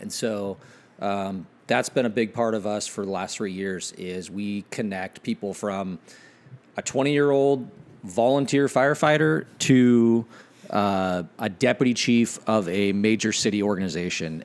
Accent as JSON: {"language": "English", "town": "Ephrata", "region": "Washington", "country": "United States", "tie": "born or raised there", "said": "grew up in, uh, uh, the big city of Ephrata, Washington, which is like seven thousand people."}